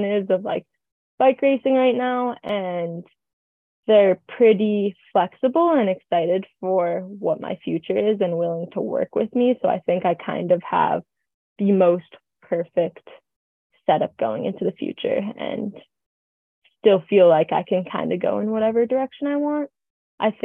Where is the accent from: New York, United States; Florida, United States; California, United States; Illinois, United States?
California, United States; Truckee; I moved home, and I'm from Truckee